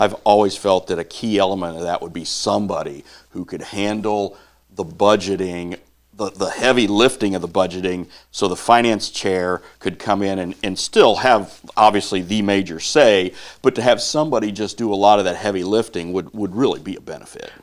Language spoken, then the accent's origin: English; Northeast Missouri, United States; growing up in Northeast Missouri